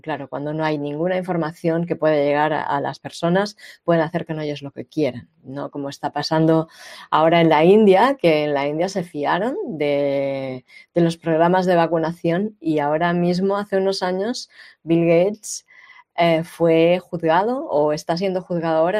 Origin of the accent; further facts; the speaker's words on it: Catalonia, Spain; yo nací y he vivido en Cataluña casi todos los años de mi vida.